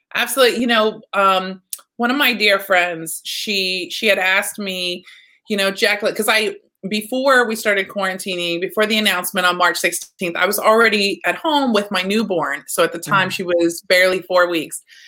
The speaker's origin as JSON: {"language": "English", "region": "Texas", "country": "United States", "said": "I'm from Texas"}